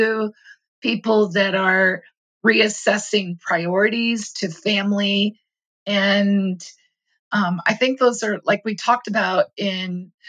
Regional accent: United States; As an American, you know, I grew up really understanding that civil liberties were part of what set us apart

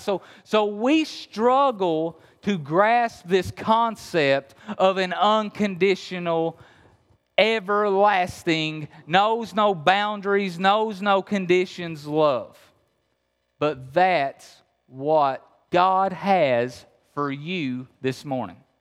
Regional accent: Appalachia, Kentucky, United States; I'm really from Kentucky. You hear the accent? I'm really from Kentucky, okay? Uh, so, yeah, I'm, I'm, I'm from Appalachia

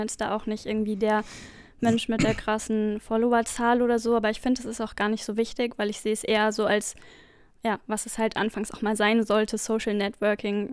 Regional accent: near Frankfurt, Hesse, Germany; ich komme aus der Nähe von Frankfurt

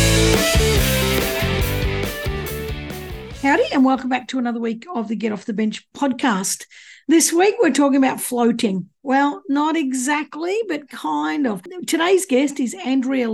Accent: Gippsland, Victoria, Australia; I'm from Gippsland

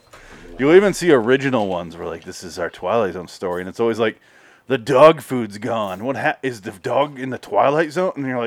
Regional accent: Midwest, United States; we're from the Midwest, Adam and I.

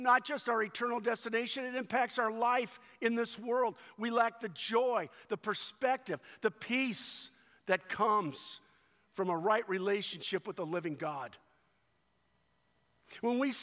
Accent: United States; I was born physically in the United States of America, and at that moment, I was an American citizen

